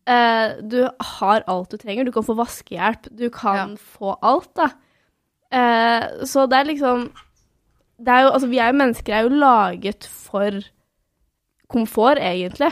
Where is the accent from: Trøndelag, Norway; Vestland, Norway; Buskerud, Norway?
Buskerud, Norway; Svelvik; jeg er fra Svelvik, eller Svelvik, da, som vi kaller det sørpå. Som en halvtime utenfor Drammen.